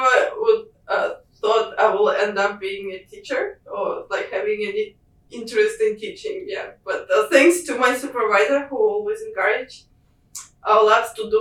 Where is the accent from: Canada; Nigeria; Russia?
Russia; Moscow; moved away as an adult; being back home in Russia, where like I'm from Moscow, it's quite far away from any oceans